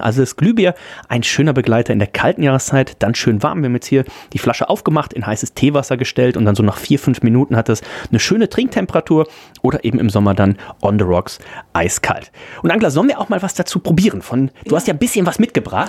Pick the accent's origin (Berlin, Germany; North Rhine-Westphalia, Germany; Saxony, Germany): North Rhine-Westphalia, Germany; Leverkusen; now in Hamburg, Germany; ich komme ja aus der, aus der Gegend, aus dem Großraum Leverkusen